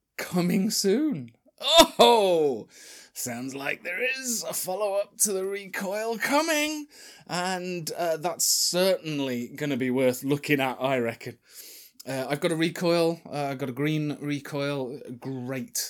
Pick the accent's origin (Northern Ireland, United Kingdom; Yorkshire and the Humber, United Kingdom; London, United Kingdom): Yorkshire and the Humber, United Kingdom; Sheffield; I'm from Sheffield